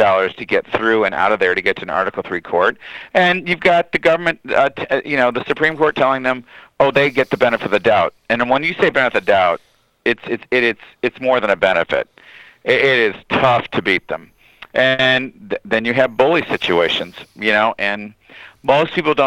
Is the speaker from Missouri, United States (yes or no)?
no; Michigan, United States; I'm from Michigan